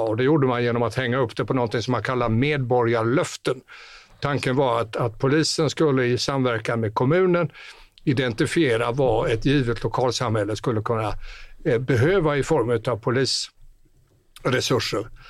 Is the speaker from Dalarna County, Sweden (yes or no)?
no; northwest Skåne, Sweden; Där jag kommer ifrån i nordväst Skåne